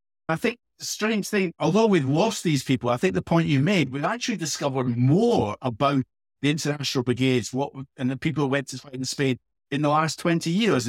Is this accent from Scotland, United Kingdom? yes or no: yes; Edinburgh, Scotland, United Kingdom; when I was brought up in East Edinburgh